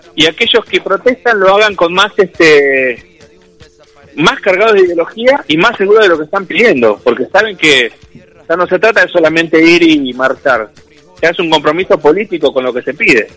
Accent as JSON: {"language": "Spanish", "country": "Argentina", "said": "siento como argentino, como trabajador"}